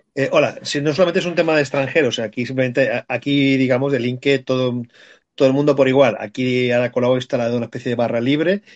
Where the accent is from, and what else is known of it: Catalonia, Spain